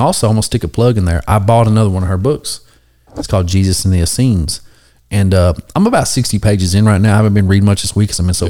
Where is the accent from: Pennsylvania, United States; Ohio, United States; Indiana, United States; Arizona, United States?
Ohio, United States; Cincinnati; now in McCreary County, United States; I'm from Cincinnati originally